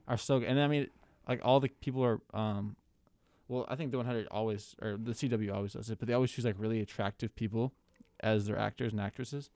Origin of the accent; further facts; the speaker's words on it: Minnesota, United States; my home state of Minnesota